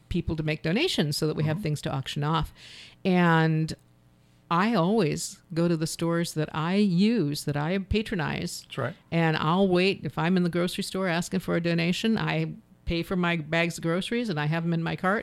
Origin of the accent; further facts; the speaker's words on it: Ohio, United States; moved away; I grew up in Ohio, so I mm-hmm. still have friends and family there